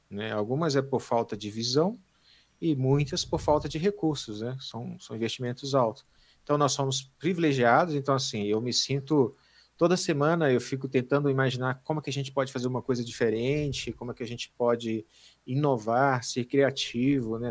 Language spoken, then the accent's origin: Portuguese; Amazonas, Brazil; also born or lived in Pará, Brazil; eu sou né, natural do Pará né, e fui criado no, no Amazonas